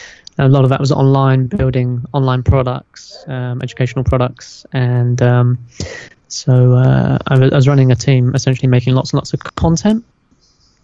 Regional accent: London, United Kingdom; moved away as an adult; also born or lived in Mongolia; now in China; I came here 13 years ago, and that was straight out of university, just to come for a year and teach English and go back to the city, because I'm from London.

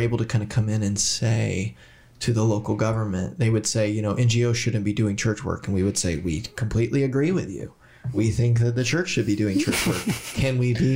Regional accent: Southern Indiana, United States; moved away as an adult; also born or lived in Portland; now in Erbil, Iraq; I come from Southern Indiana

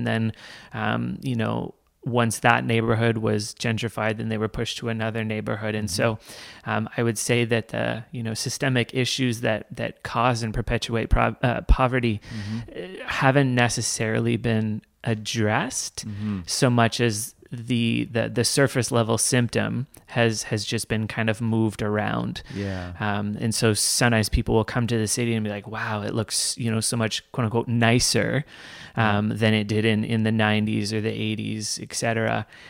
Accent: Toronto, Ontario, Canada; So the context that I grew up in, church-wise, my parents planted a church called Cornerstone

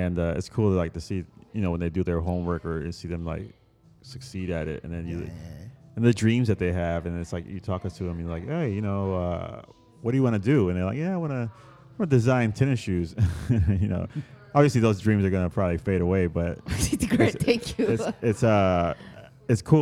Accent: Puerto Rico; moved away; I grew up in Puerto Rico

